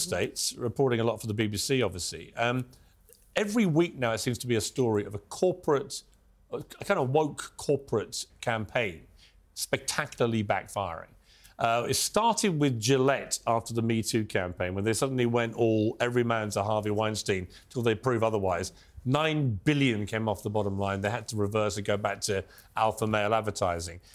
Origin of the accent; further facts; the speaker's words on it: United Kingdom; as a Brit